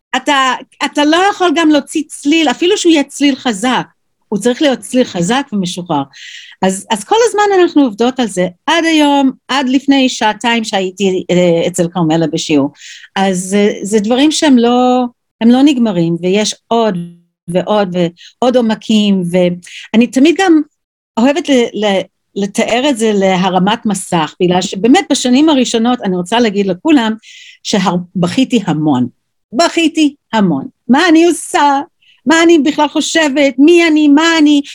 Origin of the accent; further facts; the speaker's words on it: New York, United States; Hebrew is a second language; moved away as an adult; also born or lived in Jerusalem, Israel; now in Israel; וגדלתי אז בניו יורק